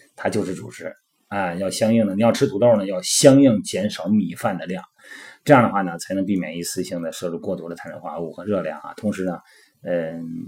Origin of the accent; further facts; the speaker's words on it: Shandong, China; 我们老家山东的嘛，我们就比较喜欢吃土豆啊